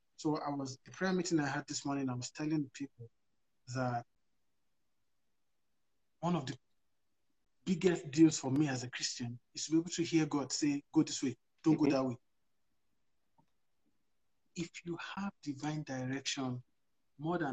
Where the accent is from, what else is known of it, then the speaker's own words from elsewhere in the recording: Nigeria; moved away as an adult; now in Canada; I'm very Nigerian, yeah. I haven't been here too long.